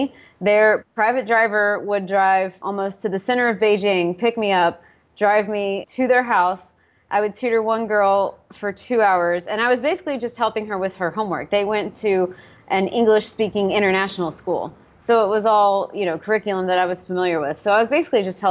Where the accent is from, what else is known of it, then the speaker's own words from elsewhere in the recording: East Tennessee, United States; also born or lived in North Carolina / Nashville, Tennessee; So I'm from East Tennessee, and we had a ton of friends, mutual friends, in Nashville, Tennessee.